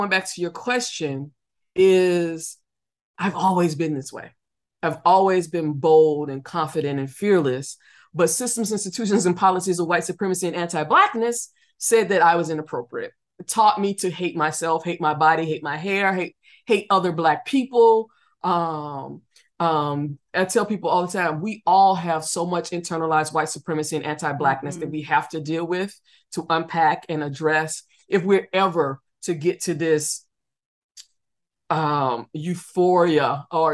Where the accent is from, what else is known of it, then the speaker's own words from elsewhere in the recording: the South, United States; I grew up in the South